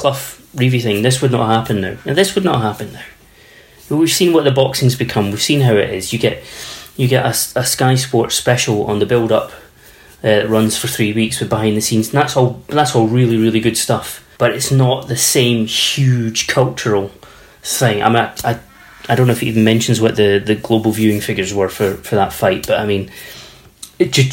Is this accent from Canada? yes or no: yes; Canada; I grew up in Canada in the 70s, early 80s